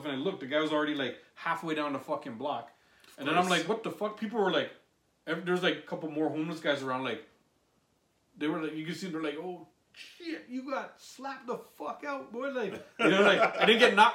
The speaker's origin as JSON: {"language": "English", "town": "Toronto", "region": "Ontario", "country": "Canada", "tie": "born or raised there", "said": "I grew up in Moss Park and I would hang a lot in Regent Park"}